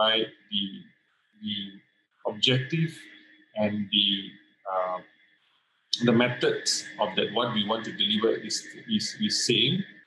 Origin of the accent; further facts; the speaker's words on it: Malaysia; being a Malaysian